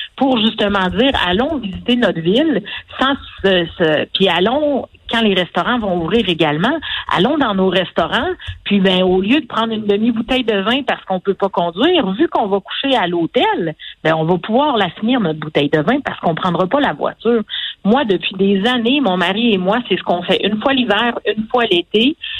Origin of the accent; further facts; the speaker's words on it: Quebec, Canada; en tant que Québécois